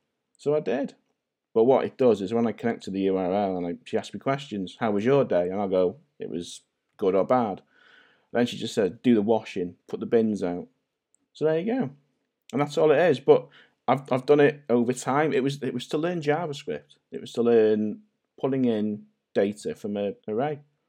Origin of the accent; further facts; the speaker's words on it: St Asaph, Wales, United Kingdom; But yeah, I am Welsh, fully Welsh. I don't sound Welsh. No one does in North Wales. We all sound Scouse.